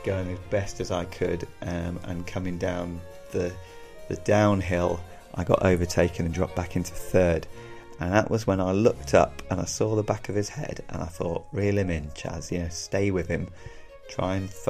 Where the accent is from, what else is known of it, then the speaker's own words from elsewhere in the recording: Devon, South West England, United Kingdom; moved away; I'm a real southerner here, so I'm originally from Devon